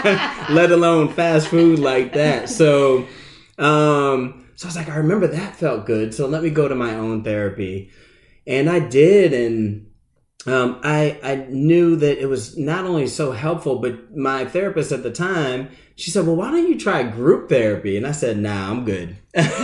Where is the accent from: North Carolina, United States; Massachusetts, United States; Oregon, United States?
Massachusetts, United States; now in Charlotte, United States; I'm originally from the Massachusetts area